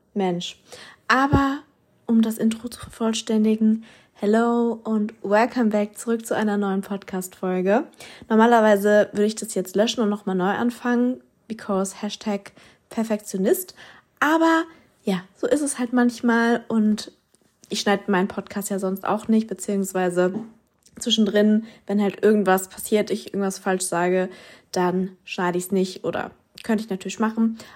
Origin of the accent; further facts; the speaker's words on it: Mannheim, Baden-Württemberg, Germany; bei uns in Mannheim